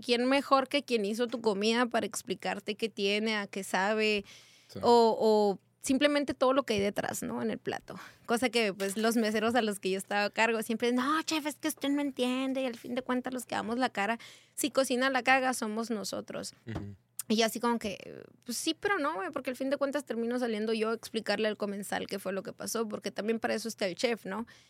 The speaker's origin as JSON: {"language": "Spanish", "town": "Hermosillo", "region": "Sonora", "country": "Mexico", "tie": "born or raised there", "also_born_or_lived": "Baja California", "moved": "as an adult", "lives_now": "Tecate, Mexico", "said": "Soy originaria de Hermosillo, Sonora"}